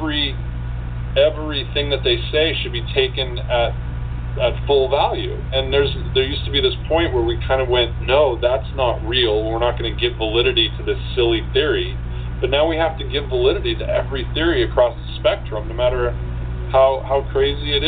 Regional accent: Washington, United States; moved away; I came from Washington State

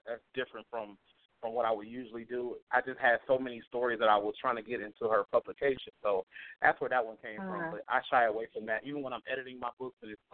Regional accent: Toledo, Ohio, United States; I'm from Toledo, Ohio

